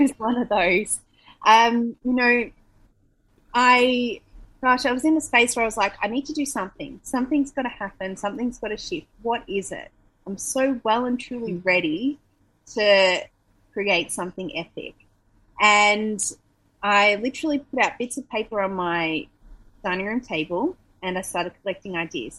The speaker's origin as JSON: {"language": "English", "country": "Australia", "also_born_or_lived": "Melbourne", "moved": "as an adult", "lives_now": "Bali, Indonesia", "said": "as an Australian"}